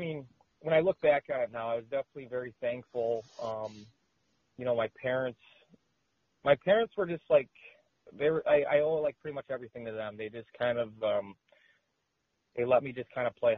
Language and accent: English; Chicago, Illinois, United States; moved away as an adult; also born or lived in Finland; I was born just outside of Chicago